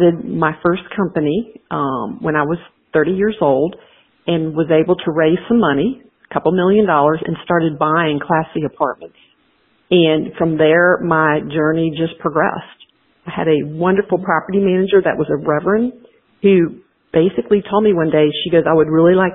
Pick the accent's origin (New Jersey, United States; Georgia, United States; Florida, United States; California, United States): Georgia, United States; DeKalb County, outside Atlanta; I was the Monopoly champ of my sixth grade class in public school outside of DeKalb, outside of Atlanta in DeKalb County